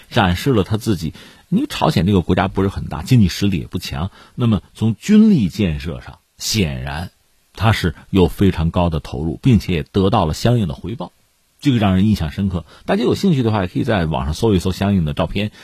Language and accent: Chinese; China; 我们是中国人